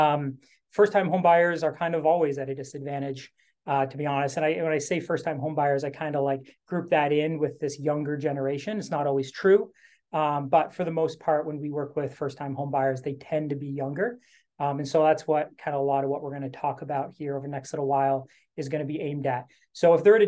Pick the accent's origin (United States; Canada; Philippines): Canada; I'm Canadian